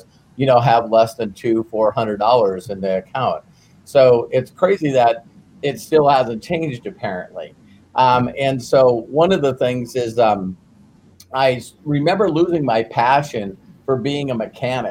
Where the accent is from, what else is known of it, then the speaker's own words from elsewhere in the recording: North Dakota, United States; I grew up in North Dakota